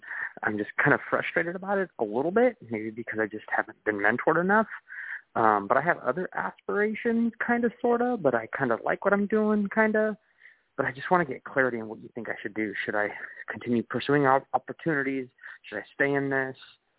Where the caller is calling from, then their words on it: Sacramento, California, United States; I'm calling from Sacramento.